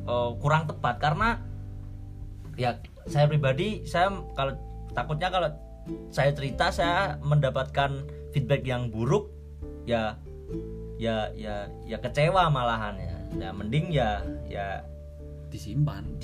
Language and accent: Indonesian; Java, Indonesia; gua gue wong Jawa